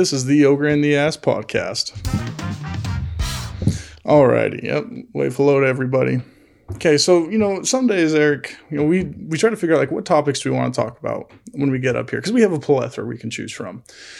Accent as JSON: {"language": "English", "region": "California", "country": "United States", "said": "Like, we're from California. Come show us state."}